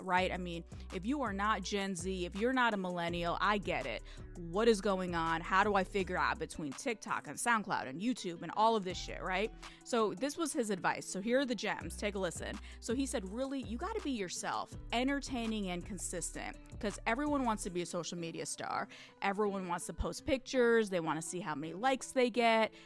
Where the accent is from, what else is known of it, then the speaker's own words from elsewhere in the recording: Michigan, United States; my home state of Michigan